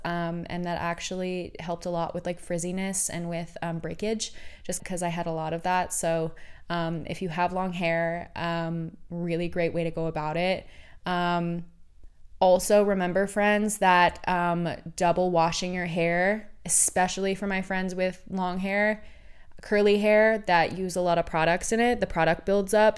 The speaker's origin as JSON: {"language": "English", "region": "Oregon", "country": "United States", "tie": "born or raised there", "moved": "yes", "lives_now": "California, United States", "said": "I was born and raised in Oregon"}